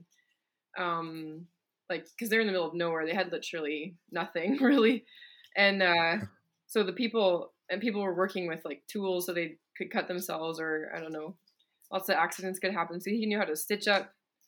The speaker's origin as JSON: {"language": "English", "region": "British Columbia", "country": "Canada", "tie": "born or raised there", "said": "I got a scholarship to a school I probably couldn't have afforded in my hometown in BC."}